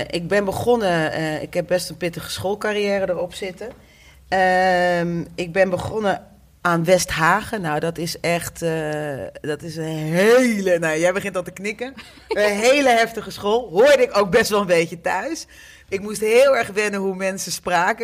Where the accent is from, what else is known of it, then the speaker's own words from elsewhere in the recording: Groningen, Netherlands; also born or lived in The Hague; now in Amsterdam, Netherlands; ook ik ben niet een eh, geboren en getogen Amsterdammer. Ik kom uit Groningen